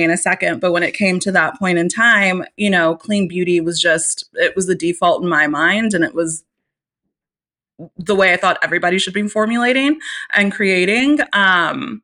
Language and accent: English; Austin, Texas, United States; Austin, Texas, which is my hometown